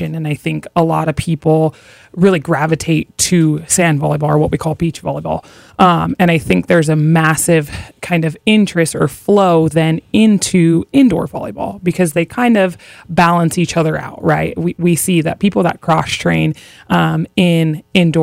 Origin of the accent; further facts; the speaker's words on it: Hawaii, United States; moved away as an adult; growing up in Hawaii, I'm used to really, really good weather